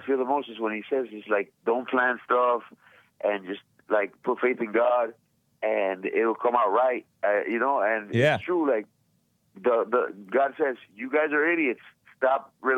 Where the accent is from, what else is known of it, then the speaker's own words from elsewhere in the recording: Miami, Florida, United States; I'm from Miami, you know, my parents are Cuban, and I'm a proud American